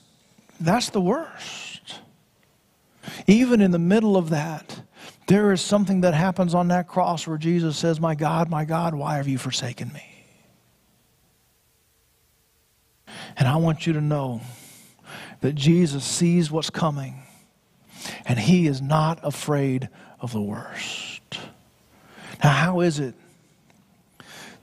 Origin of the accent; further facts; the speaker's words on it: Florida, United States; Growing up in Florida